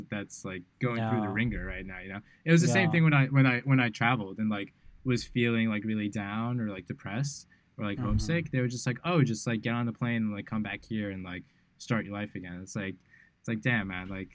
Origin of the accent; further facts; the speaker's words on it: New York City, New York, United States; moved away as an adult; now in Bali, Indonesia; growing up in New York City is quite interesting.